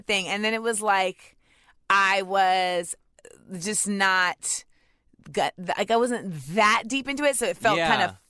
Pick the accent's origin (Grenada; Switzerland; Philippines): Grenada; like I go to Grenada every year. And like when I would go with my mom, I would have to, I'm from Grenada so and my family.